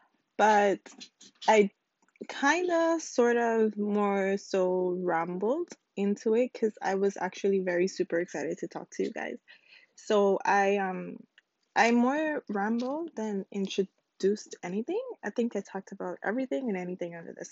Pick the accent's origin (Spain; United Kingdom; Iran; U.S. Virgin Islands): U.S. Virgin Islands; now in Houston, United States; I currently live in Houston, Texas, but originally I am from the United States Virgin Islands, specifically the island of St. Croix